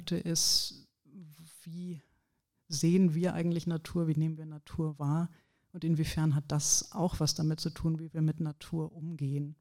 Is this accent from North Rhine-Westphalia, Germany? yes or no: yes; Ratingen, North Rhine-Westphalia, Germany; moved away; ich komme hier auch aus der Gegend, Ratingen bei Düsseldorf